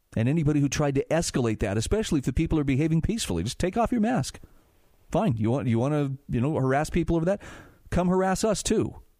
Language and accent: English; Utah, United States; my home state of Utah